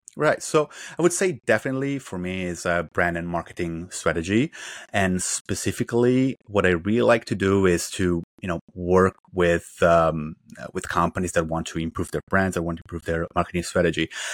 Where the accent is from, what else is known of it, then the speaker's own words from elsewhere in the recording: Italy; moved away as an adult; also born or lived in China / Beijing / Shanghai / Southern China; now in Vancouver, Canada; I'm originally from Italy, although I basically spent my whole professional life in China